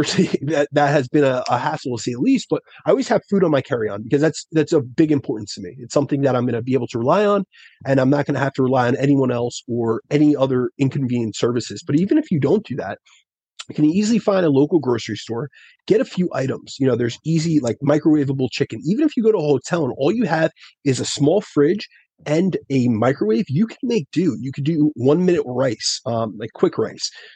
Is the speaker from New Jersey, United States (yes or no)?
yes; New Jersey, United States; I'm from Jersey